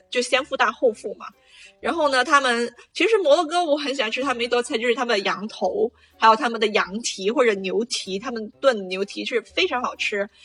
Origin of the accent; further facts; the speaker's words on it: Guangdong, China; moved away as an adult; now in Casablanca, Morocco; 我们广东人